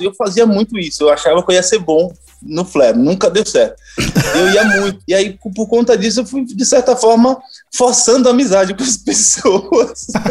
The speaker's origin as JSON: {"language": "Portuguese", "area": "Tapirama", "region": "south of Bahia", "country": "Brazil", "tie": "born or raised there", "also_born_or_lived": "Amargosa, Bahia / Belo Horizonte, Minas Gerais", "moved": "as an adult", "lives_now": "São Paulo, Brazil", "said": "eu nasci na cidade de Amargosa, no Recôncavo Baiano, mas eu saí de lá com sete meses de idade e Caraca. fui crescer lá pro sul da Bahia, em Tapirama."}